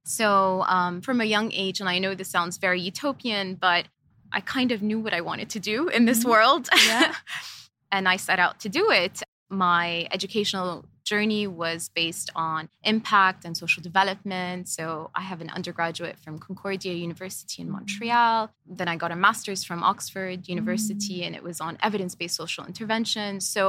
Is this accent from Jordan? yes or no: yes; Jordan; also born or lived in Lebanon; And so we lived in 11 countries. So growing up, I moved around quite a lot. I am originally Jordanian.